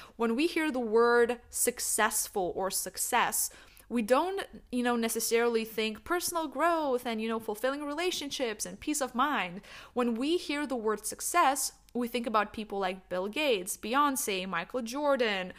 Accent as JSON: {"language": "English", "country": "Lithuania", "also_born_or_lived": "New York, United States", "moved": "yes", "lives_now": "Netherlands", "said": "I'm originally from Lithuania"}